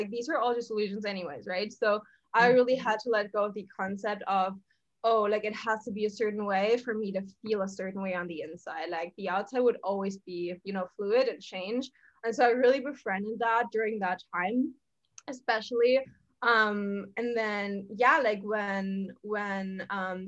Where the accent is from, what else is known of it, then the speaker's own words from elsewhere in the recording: Germany; moved away as an adult; now in Bali, Indonesia; I'm from Germany, for everyone who doesn't know. So I'm originally from there. I lived there, grew up there, went to school there, university